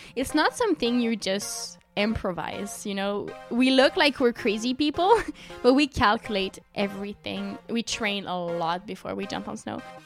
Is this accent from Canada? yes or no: yes; Sherbrooke, Quebec, Canada; Sherbrooke, my hometown